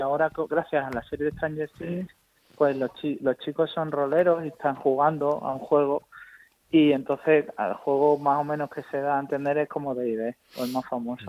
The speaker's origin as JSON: {"language": "Spanish", "country": "Spain", "said": "como los españoles"}